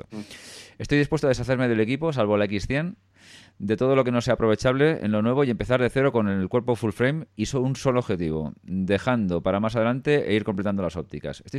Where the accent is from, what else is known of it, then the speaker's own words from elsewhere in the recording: Bilbao, Basque Country, Spain; soy de Bilbao.